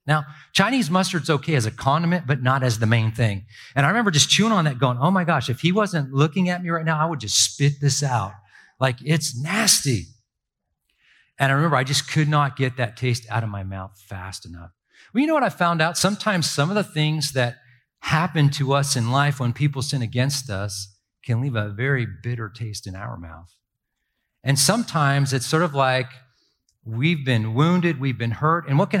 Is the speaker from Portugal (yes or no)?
no; Ireland; now in United States; And honestly, I'm this Irish kid, right? And I don't have a big family. We're immigrants.